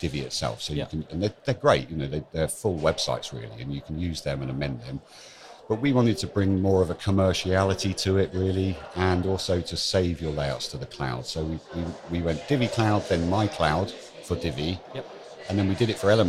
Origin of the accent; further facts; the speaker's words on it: Bourne End, South East England, United Kingdom; I'm from London, obviously, or 20 miles west of London, a lovely little village called Bourne End